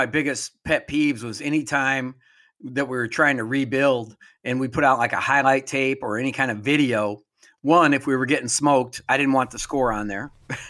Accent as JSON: {"language": "English", "region": "South Dakota", "country": "United States", "moved": "yes", "said": "I'm from South Dakota. I just worked most of my adult life in North Dakota."}